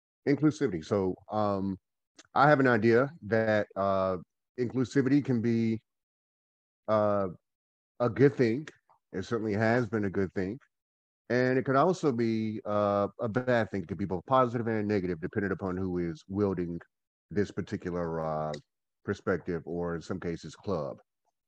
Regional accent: Goldsboro, North Carolina, United States; now in Winston-Salem, United States; I am from Goldsboro, North Carolina. I'm a Goldsboroianite. I currently live in Winston-Salem, North Carolina

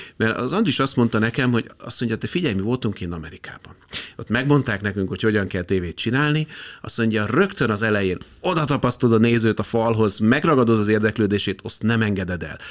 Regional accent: Budapest, Hungary; én a Békási lakótelepen nőttem fel

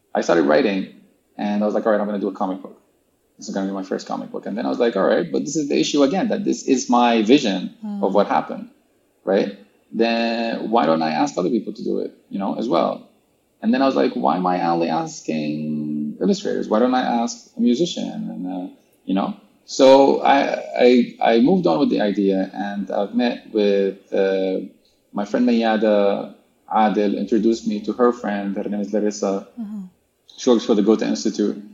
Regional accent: Sudan; I'm from Sudan

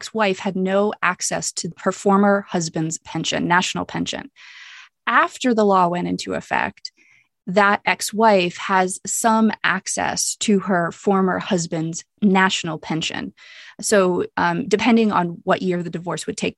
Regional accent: United States; I'm American and I'm white

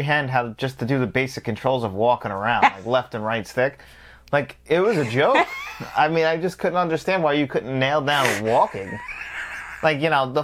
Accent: New York, United States; We're from New York

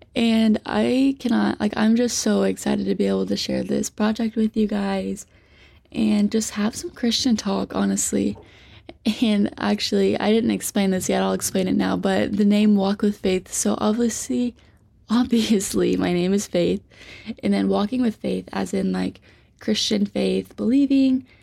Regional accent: Poseyville, Indiana, United States; moved away as an adult; now in Louisville, United States; I'm from Southern Indiana, like the Poseyville area. So I actually gradu-, graduated from North Posey

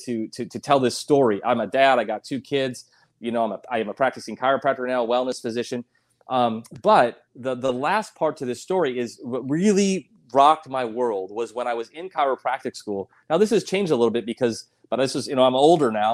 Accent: South Dakota, United States; moved away; also born or lived in Colorado Springs; I'm from South Dakota originally.

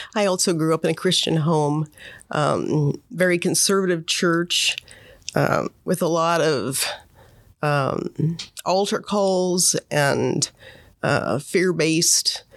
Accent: Monmouth, Oregon, United States; also born or lived in Portland, Oregon; I grew up in Monmouth.

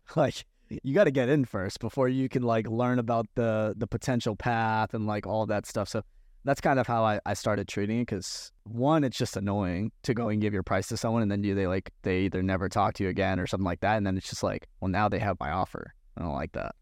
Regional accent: Massachusetts, United States; where I grew up in Massachusetts

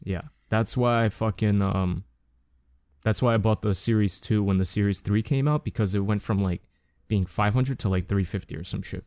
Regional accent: United States; I'm American

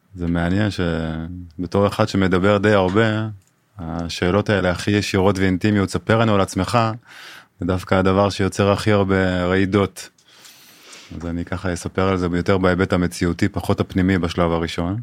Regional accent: Israel; גדלתי במושב

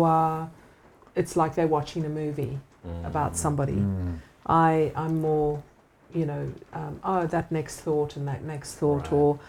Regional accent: Australia; You know, I'm Aussie.

